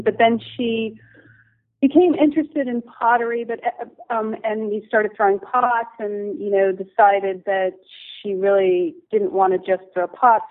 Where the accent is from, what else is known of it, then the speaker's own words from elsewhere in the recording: New Jersey, United States; moved away as an adult; also born or lived in Syracuse, New York; I'm from the East Coast originally, and um, I grew up in New Jersey